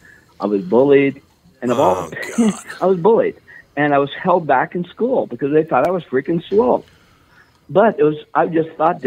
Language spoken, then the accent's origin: English; Virginia, Minnesota, United States; I mean, I grew up in Virginia, Minnesota, right?